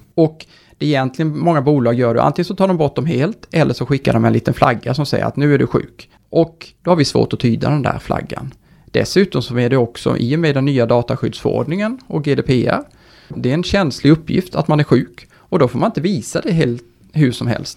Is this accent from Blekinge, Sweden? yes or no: yes; Karlskrona, Blekinge, Sweden; moved away as an adult; now in Stockholm, Sweden; jag är uh, inte från Stockholm, därav min vi. dialekt. Mm. Brukar jag få lite pika för. Men uh, från Karlskrona, flyttade upp här till Stockholm för uh, snart 17-18 år sedan på grund av studier